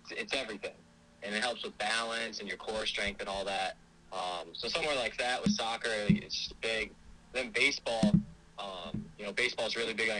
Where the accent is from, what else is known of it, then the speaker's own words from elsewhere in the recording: Storrs, Connecticut, United States; also born or lived in Willimantic, Connecticut; I was born in Willimantic, Connecticut, grew up in Storrs, Connecticut